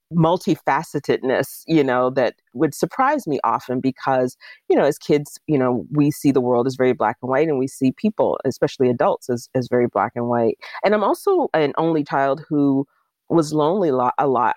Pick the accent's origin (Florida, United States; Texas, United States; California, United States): Florida, United States; Jacksonville; moved away as an adult; now in Pittsburgh, United States; my hometown in Jacksonville, Florida